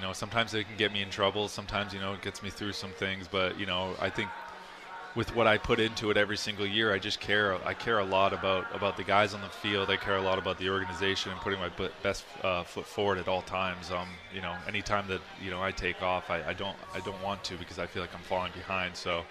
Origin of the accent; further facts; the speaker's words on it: Philadelphia, Pennsylvania, United States; I think growing up in Philly or coming up with Philly was really interesting. And, you know, it is a rich baseball culture there as well.